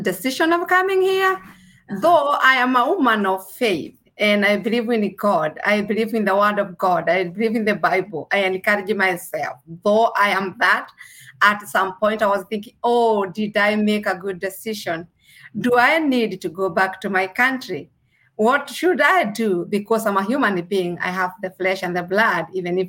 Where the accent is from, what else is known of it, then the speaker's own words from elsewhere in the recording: Kenya; moved away as an adult; now in Kentucky, United States; I originally came from Kenya. I was born in Kenya and I came in the United States of America as an international nurse.